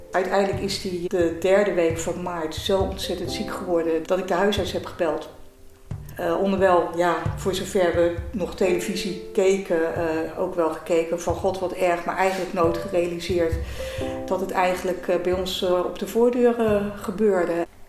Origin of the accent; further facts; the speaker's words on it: Delft, South Holland, Netherlands; ik ben 59 jaar, geboren en getogen in Delft